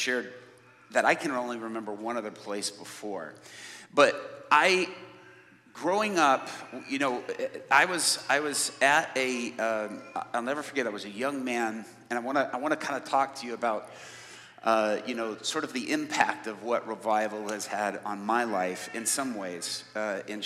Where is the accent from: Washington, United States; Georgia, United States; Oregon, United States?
Georgia, United States; Atlanta; accent: American inner city; I grew up in Atlanta, so I grew up around a bunch of little old ladies like